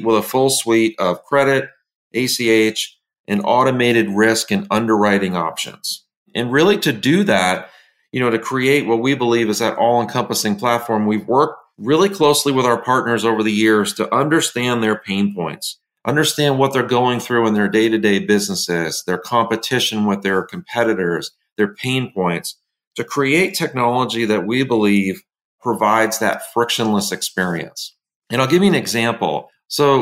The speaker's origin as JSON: {"language": "English", "town": "Tarrytown", "region": "New York", "country": "United States", "tie": "born or raised there", "said": "I was born in Tarrytown, New York, about 45 minutes north of New York City, and spent the first 10 years or so of my life in that surrounding area"}